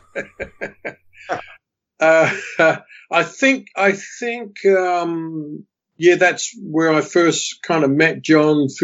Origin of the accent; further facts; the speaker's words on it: London, United Kingdom; now in United States; I was actually born in London, England, United Kingdom, many, many years ago. I moved to the U.S.